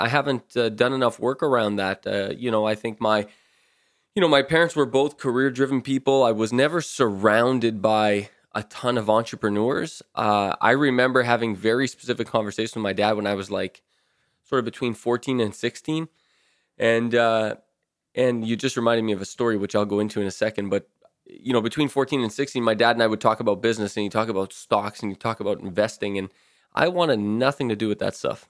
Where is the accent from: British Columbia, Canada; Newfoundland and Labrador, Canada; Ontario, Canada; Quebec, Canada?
Ontario, Canada; Timmins; I was born and raised in Timmins, Ontario